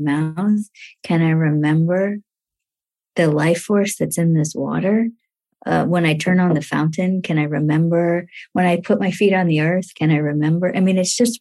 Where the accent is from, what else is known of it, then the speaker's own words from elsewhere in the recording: India; when I was born in India, the first thing that happened for me was that my grandmother put honey in my mouth